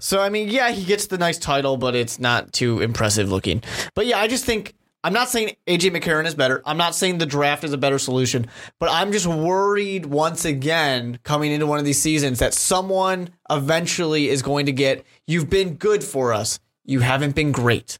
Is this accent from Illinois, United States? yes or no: yes; Chicago, Illinois, United States; I'm from Chicago